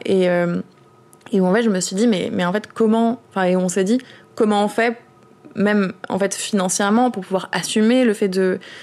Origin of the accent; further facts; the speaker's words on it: Orange, Provence-Alpes-Côte d'Azur, France; moved away; je viens d'Orange à la base, qui est une ville d'extrême droite, euh, et en fait le même maire y est depuis que j'ai deux ans